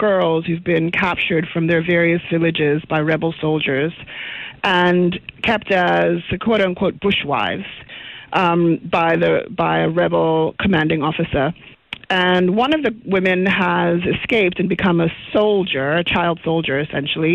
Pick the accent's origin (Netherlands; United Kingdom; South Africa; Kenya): South Africa; now in United States; as a South African director working in the States